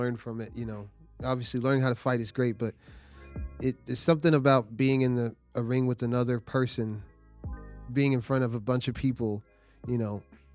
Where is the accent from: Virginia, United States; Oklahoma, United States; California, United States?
Oklahoma, United States; Norman; I'm from Norman. I went to Norman North